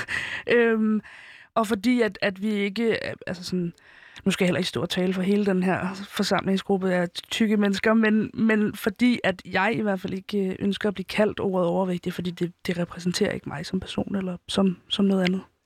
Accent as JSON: {"language": "Danish", "town": "Helsingør", "region": "Capital Region of Denmark", "country": "Denmark", "tie": "born or raised there", "said": "jeg som 15-årig ikke ville gå i Helsingør-gader, øh, hvor jeg kommer fra"}